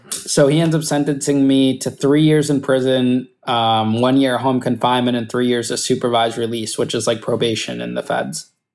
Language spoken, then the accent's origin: English; Danbury, Connecticut, United States; Danbury, which was my hometown